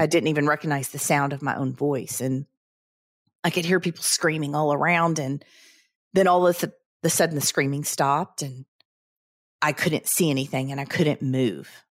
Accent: the South, United States; growing up in the South

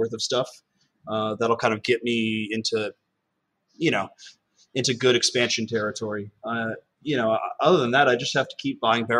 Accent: California, United States; now in New York City, United States; I'm from California

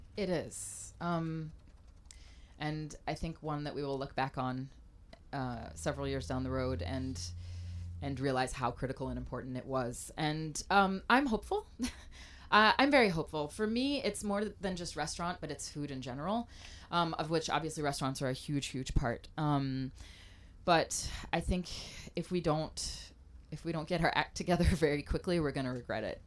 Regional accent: Mobile, Alabama, United States; also born or lived in Africa / Michigan / Louisiana / France; now in Portland, United States; I grew up in Mobile, Alabama

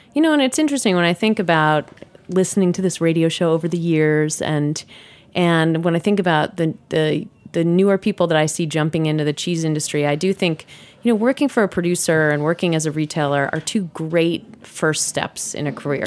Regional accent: New York City, New York, United States; also born or lived in Wisconsin; I grew up in New York City

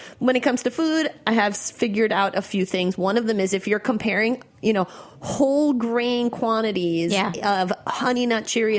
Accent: New York, United States; I'm a New Yorker.

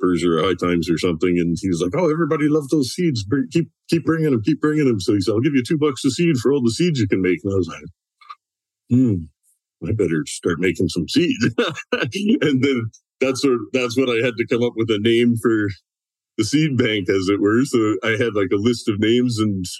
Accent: Southwestern Ontario, Canada; now in West Coast; I'm originally from, well, not the coast, I'm 4 hours from the coast, but I'm originally from Ontario. And Southwestern Ontario

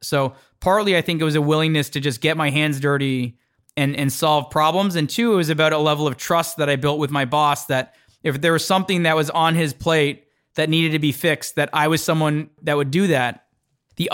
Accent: Toronto, Ontario, Canada; now in New York, United States; So when I saw New York, it just felt like the world was a lot bigger than the world I grew up in Toronto.

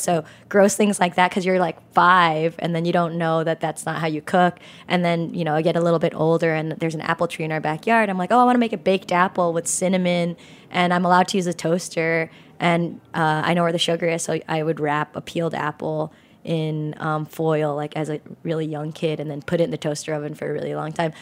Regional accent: San Jose, California, United States; I grew up in San Jose in California

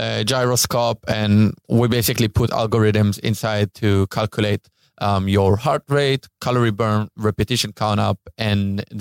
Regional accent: Israel; I'm from Israel.

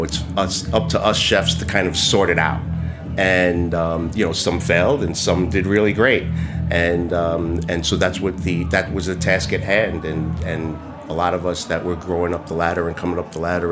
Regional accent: United States; growing up in Chinatown definitely influenced where I am today as a chef

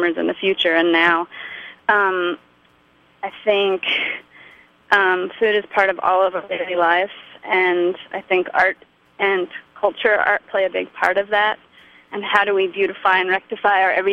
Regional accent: San Francisco, California, United States; I'm from San Francisco

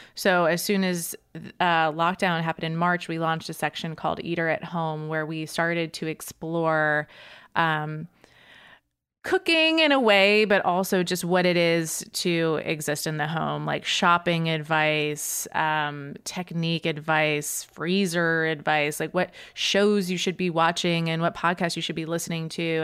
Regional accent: suburbs of Boston, Massachusetts, United States; moved away as an adult; also born or lived in New York; I grew up, uh, in the suburbs of Boston in Massachusetts

